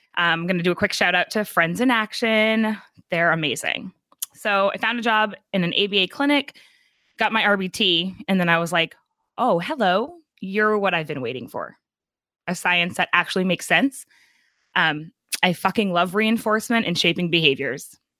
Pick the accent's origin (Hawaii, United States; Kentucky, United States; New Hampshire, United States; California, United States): New Hampshire, United States; also born or lived in New York; I'm from New Hampshire